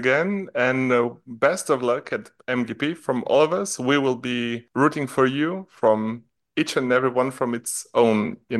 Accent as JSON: {"language": "English", "country": "Slovenia", "moved": "yes", "said": "No, I'm from Slovenia. Yeah, but I live..."}